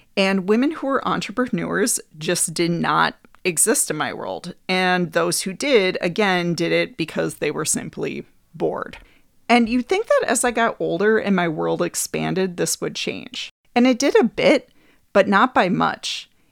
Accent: Green Bay, Wisconsin, United States; I grew up in Green Bay, Wisconsin

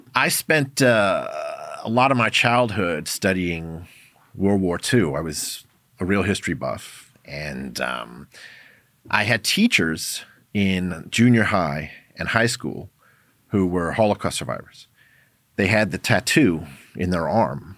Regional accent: New York City, New York, United States; my background is I grew up in New York City, in Manhattan

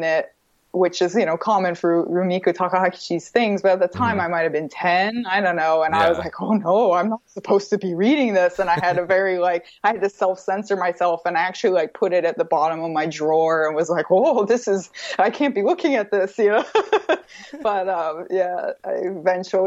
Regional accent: Vermont, United States; I grew up in Vermont

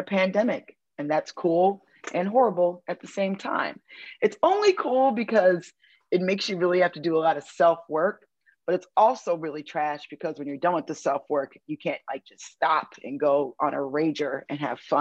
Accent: Detroit, Michigan, United States; now in East Coast, United States; I'm originally from Detroit

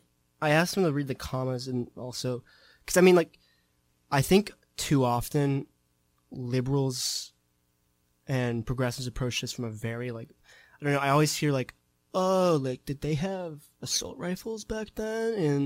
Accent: San Diego, California, United States; I'm from San Diego, California.

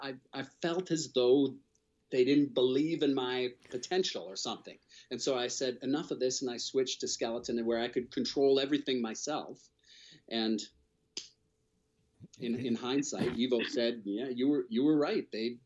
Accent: Ontario, Canada; I grew up in Ontario

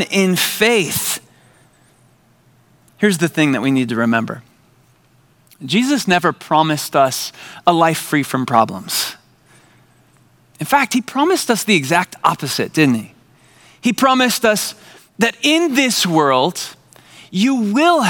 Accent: San Diego, California, United States; I grew up in San Diego

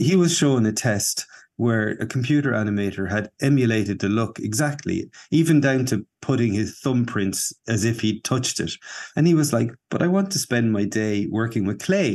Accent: Kilkenny, Leinster, Ireland; also born or lived in Dublin; back to Kilkenny, to my hometown.

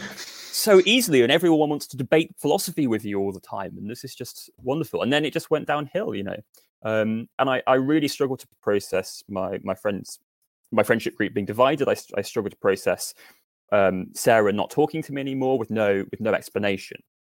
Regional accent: Northampton, East Midlands, United Kingdom; moved away as an adult; also born or lived in Nottingham; I grew up in Northampton, um, which is where I am now

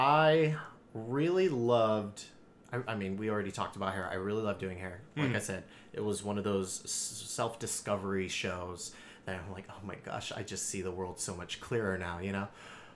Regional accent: San Jose, California, United States; San Jose.

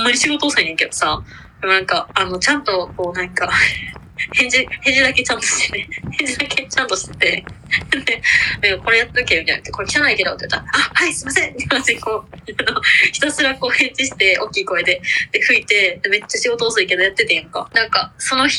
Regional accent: Japan; now in Ottawa, Canada; I'm from Japan

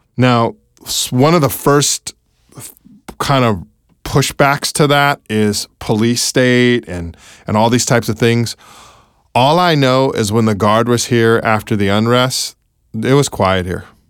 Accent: California, United States; now in Baltimore, United States; my home state of California

